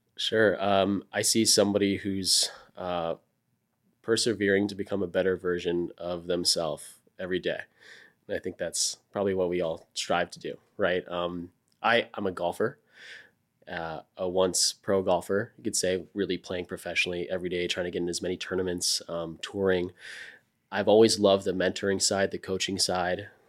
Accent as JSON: {"language": "English", "region": "Florida", "country": "United States", "tie": "born or raised there", "moved": "as an adult", "lives_now": "Austin, United States", "said": "I grew up in Florida"}